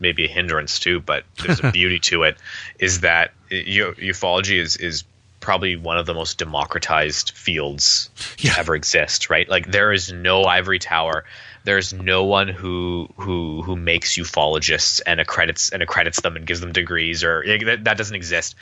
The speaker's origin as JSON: {"language": "English", "town": "Winnipeg", "region": "Manitoba", "country": "Canada", "said": "I'm from Winnipeg"}